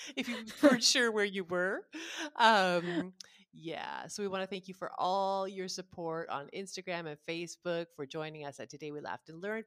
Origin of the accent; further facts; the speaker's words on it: Canada; also born or lived in Ottawa; we're just Canadian